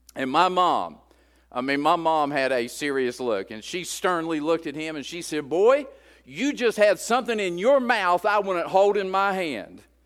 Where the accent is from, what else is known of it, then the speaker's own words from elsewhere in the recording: West Virginia, United States; moved away; I'm at a deficit coming from West Virginia, and so I'm trying to learn my first language.